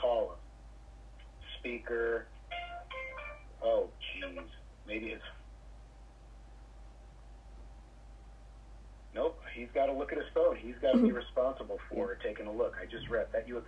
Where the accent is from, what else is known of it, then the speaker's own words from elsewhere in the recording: Michigan, United States; now in New York, United States; I'm from Michigan originally, but I've lived in New York almost as long as I lived in Michigan